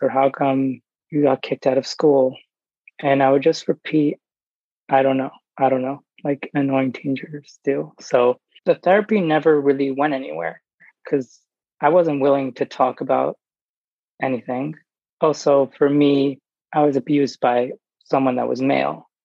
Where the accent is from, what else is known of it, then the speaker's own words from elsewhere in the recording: New York, United States; I grew up in New York